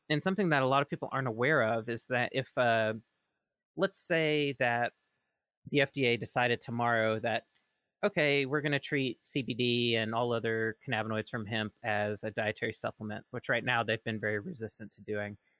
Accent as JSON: {"language": "English", "region": "rural Mississippi", "country": "United States", "tie": "born or raised there", "said": "where I'm from, in my little town, in rural Mississippi"}